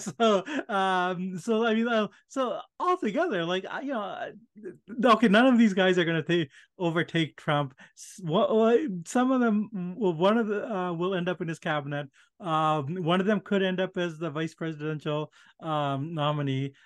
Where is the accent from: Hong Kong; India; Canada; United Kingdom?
India; moved away; I was born in India